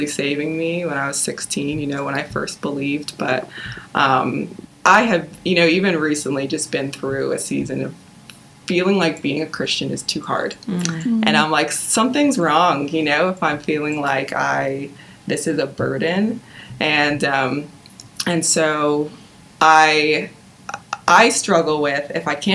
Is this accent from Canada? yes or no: yes; Nobleton, Ontario, Canada; I grew up in the Greater Toronto Area, in a town called Nobleton